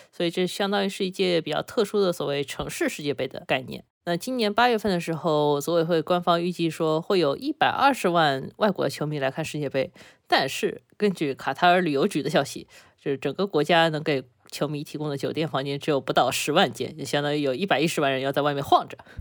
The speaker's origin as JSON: {"language": "Chinese", "country": "China", "said": "我们中国人非常熟悉的一个概念"}